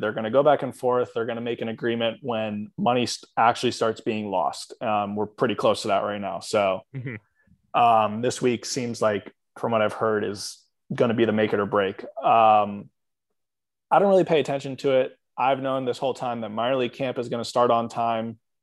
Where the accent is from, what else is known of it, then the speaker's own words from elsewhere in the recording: Atlanta, Georgia, United States; I'm from Atlanta